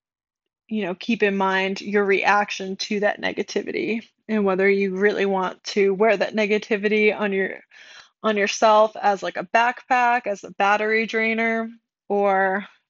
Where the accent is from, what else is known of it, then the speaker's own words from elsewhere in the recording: Rhode Island, United States; I'm from Rhode Island, and I grew up very, very Catholic